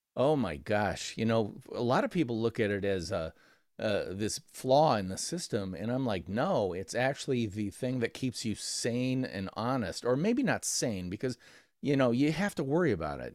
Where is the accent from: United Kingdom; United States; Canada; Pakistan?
United States; Midwest; I'm from the Midwest of America